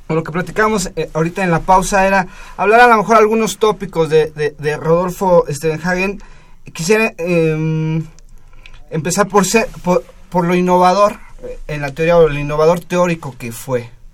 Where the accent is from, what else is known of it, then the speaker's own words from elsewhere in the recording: Mexico; nosotros como mexicanos